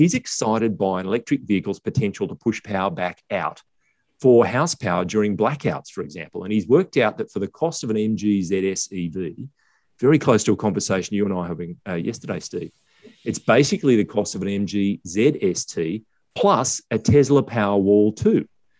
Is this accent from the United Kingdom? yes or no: no; South Africa; As a South African, I can't wait for a cheaper version of the Ranger Raptor.